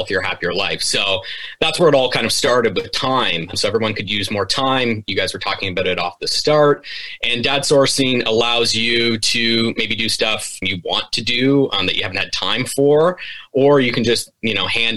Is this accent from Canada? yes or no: yes; Lion's Head, Ontario, Canada; now in Burlington, Canada; I'm not originally from Burlington. I'm from a small town called Lion's Head. So 3 hours north from here on the Bruce Peninsula